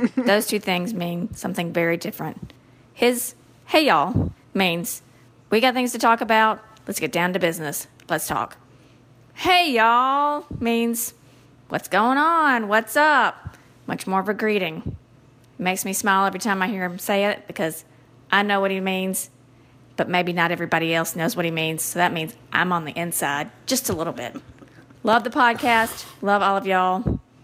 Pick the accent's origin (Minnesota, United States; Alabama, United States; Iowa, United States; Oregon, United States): Alabama, United States; Montgomery; calling you from Montgomery, Alabama